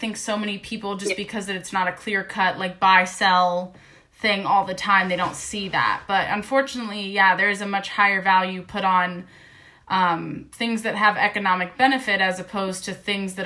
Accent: United States; I'm an American from the United States

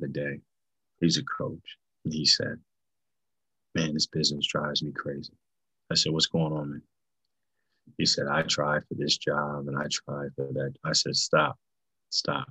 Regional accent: Kennett Square, Pennsylvania, United States; moved away as an adult; also born or lived in Bloomsburg, Pennsylvania / Madison, Wisconsin; I grew up in Kennett Square, Pennsylvania, small town, southeastern Pennsylvania

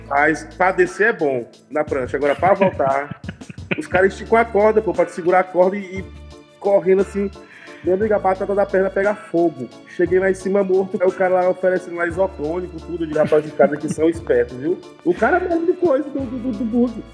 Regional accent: Teresina, Piauí, Brazil; moved away as an adult; now in São Paulo, Brazil; sou de Teresina

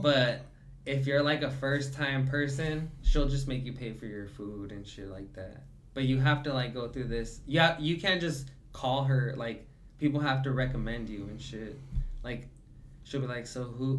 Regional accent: the South, United States; I was born in the South

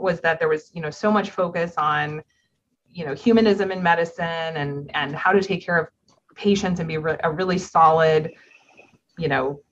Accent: Orange County, Southern California, United States; moved away as an adult; also born or lived in Upstate New York / New York City; now in Chicago, United States; I'm from Southern California. I'm from Orange County

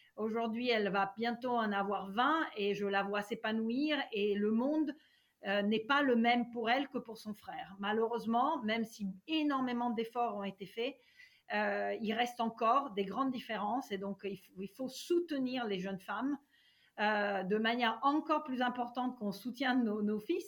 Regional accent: Italy; moved away as an adult; now in France; Je suis née en Italie et euh, j'y ai vécu euh, jusqu'à mes 24 ans

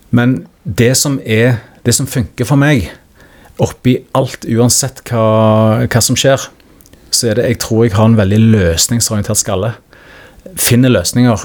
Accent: Stavanger, Rogaland, Norway; accent: Stavanger dialect (siddis); also born or lived in Oslo; now in Skien, Norway; Jeg er jo født og oppvokst i Stavanger

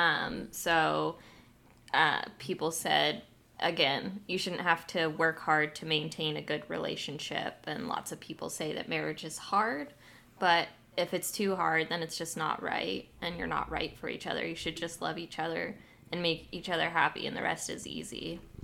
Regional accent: United States; my hometown

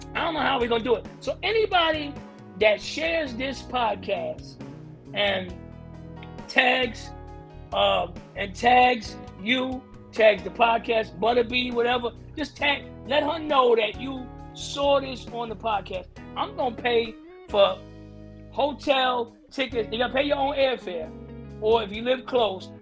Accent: Teaneck, New Jersey, United States; I'm from Teaneck, New Jersey

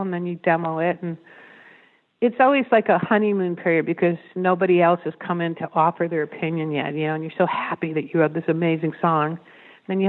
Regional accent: New York, United States; I'm from New York

